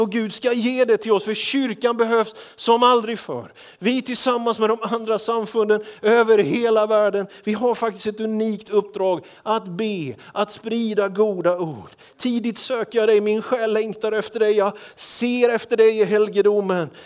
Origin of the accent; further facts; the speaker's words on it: Småland, Sweden; Jag är ju smålänning